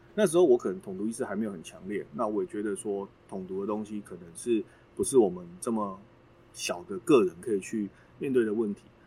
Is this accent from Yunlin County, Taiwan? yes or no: yes; Xiluo, Yunlin County, Taiwan; moved away as an adult; now in New Taipei, Taiwan; 我出生于云林县西罗镇，那大学以前都在云林生活。一直到念大学才搬到北部，然后念书工作